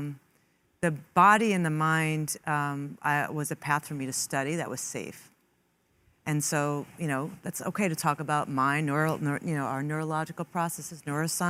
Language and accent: English; New York City, New York, United States; I grew up in Queens with an Italian family, Catholic Italian